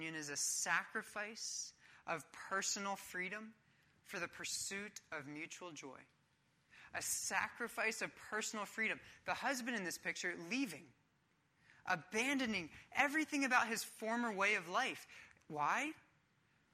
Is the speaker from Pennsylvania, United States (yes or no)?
yes; Philadelphia, Pennsylvania, United States; I'm from Philadelphia